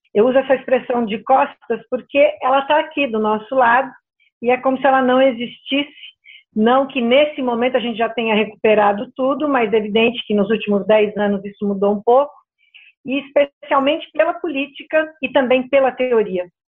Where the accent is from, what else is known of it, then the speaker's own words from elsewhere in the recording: Brazil; Nós que somos brasileiros